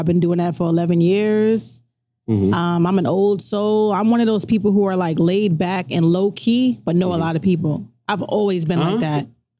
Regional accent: New York City, New York, United States; moved away as an adult; now in Newark, United States; I'm from Staten Island. Born and raised.

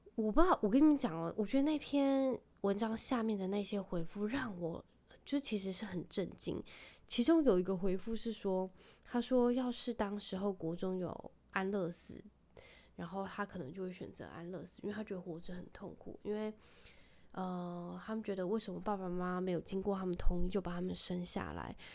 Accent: Penghu County, Taiwan; moved away; also born or lived in Kaohsiung; 我是在，算是在澎湖长大的孩子

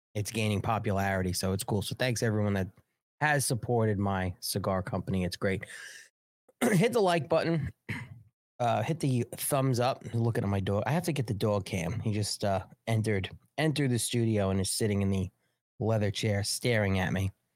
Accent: United States; also born or lived in New York City; I'm an American. This is my fucking country.

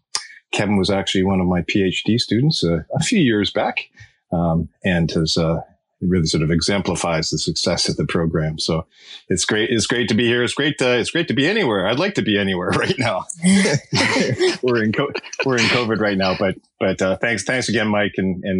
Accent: British Columbia, Canada; moved away as an adult; now in Davis, United States; I was actually brought up even north of that. I'm from Canada, grew up in a dairy farm in British Columbia, you know, sort of hunting, fishing, that sort of background. Went to school in Canada and then came down to UC Davis in 1995

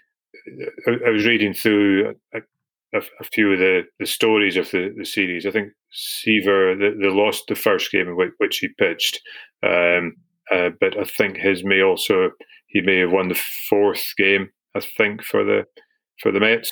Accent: Scotland, United Kingdom; being Scottish

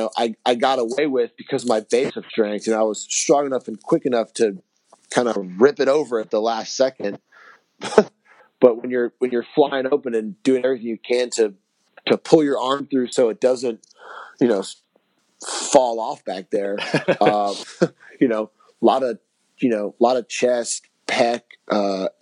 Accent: South Florida, United States; I'm from South Florida, so the heat doesn't bother me in the summer

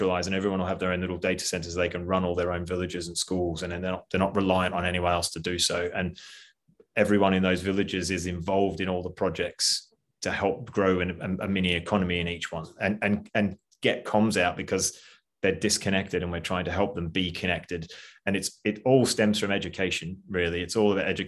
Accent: Australia; I'm Australian

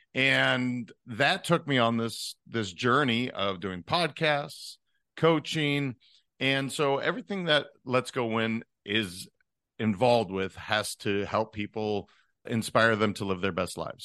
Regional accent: Montana, United States; also born or lived in Northern California / Netherlands; now in South Florida, United States; I am originally from Montana, and I have ended up in South Florida now after being in Northern California for about twenty years.

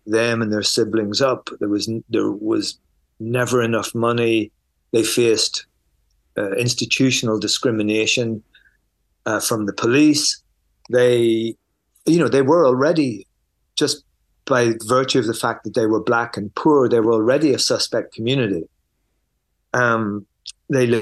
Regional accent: Belfast, Northern Ireland, United Kingdom; I grew up in Belfast at the height of the Troubles.

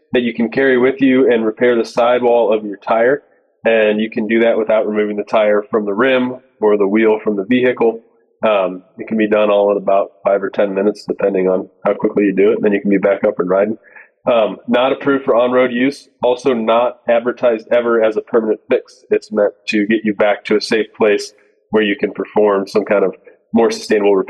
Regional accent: Ohio, United States; moved away as an adult; now in Montana, United States; I grew up in Ohio, and that's where GlueTread is based. I split my time now between Ohio and Montana

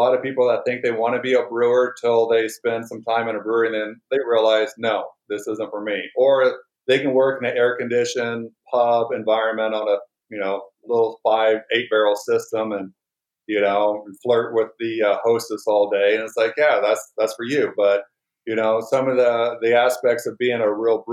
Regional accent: Indiana, United States; now in Phoenix, United States; here in Phoenix because, well, I'm a person from Indiana

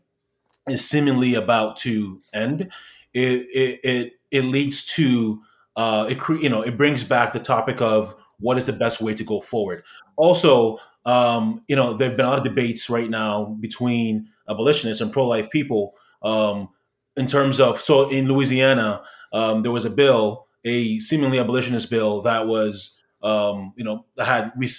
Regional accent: Ghana; also born or lived in Canada; now in United States; in Canada, people ask me where I'm from. I'm saying I'm from Ghana.

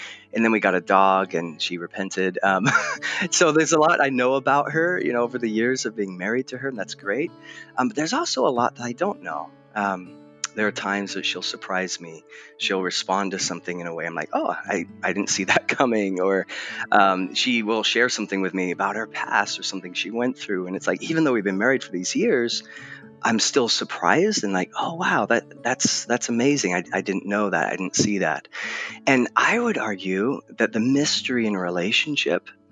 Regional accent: Southern California, United States; moved away as an adult; also born or lived in England; now in Portland, United States; I was born in England, although you'd never guess it based on my accent, and then raised in Southern California

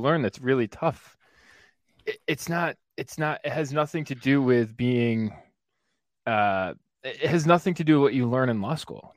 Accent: New York, United States; I'm from New York, so Syracuse, Rochester

